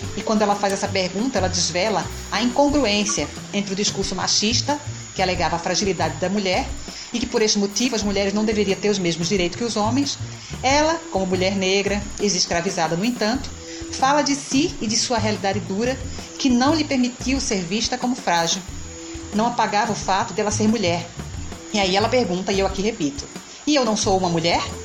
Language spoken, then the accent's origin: Portuguese; Recife, Pernambuco, Brazil; now in Olinda, Brazil; sou recifense, pernambucana, portanto, muito orgulho de ser mulher nordestina.